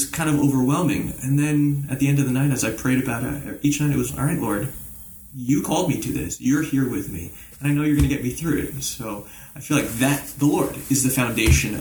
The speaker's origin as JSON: {"language": "English", "town": "Englewood Cliffs", "region": "New Jersey", "country": "United States", "tie": "born or raised there", "said": "I grew up here in Englewood Cliffs, New Jersey, Bergen County boy, Jersey boy"}